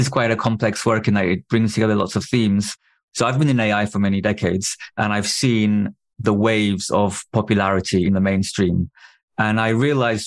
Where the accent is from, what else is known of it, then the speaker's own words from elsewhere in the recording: Turkey; I had no means to make films growing up in Turkey